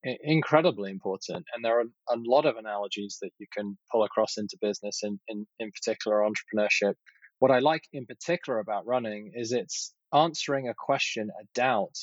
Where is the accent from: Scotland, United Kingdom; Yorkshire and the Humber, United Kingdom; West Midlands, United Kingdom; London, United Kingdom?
London, United Kingdom; moved away as an adult; now in United States; I grew up in Southwest London, actually, in, you know, living above a retail store